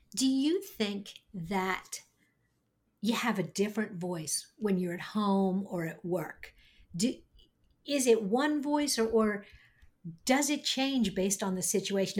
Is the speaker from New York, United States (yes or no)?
yes; New York, United States; accent: slightly nasal New York; I grew up in New York. I have a slightly nasal New York accent